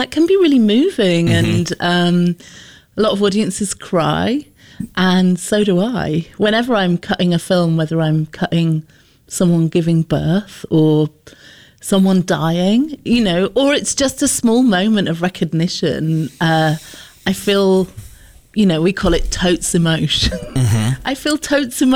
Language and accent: English; United Kingdom; as a Brit